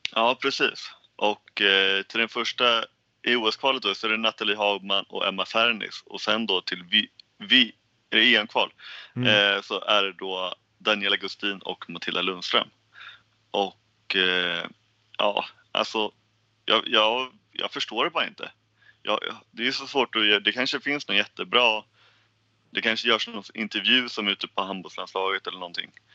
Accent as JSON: {"language": "Swedish", "country": "Sweden", "said": "vi som svenskar"}